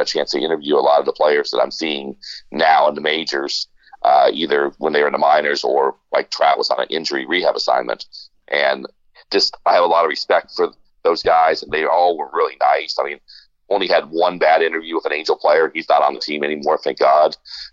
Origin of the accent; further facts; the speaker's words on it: Florida, United States; I grew up in Florida for most of my growing up years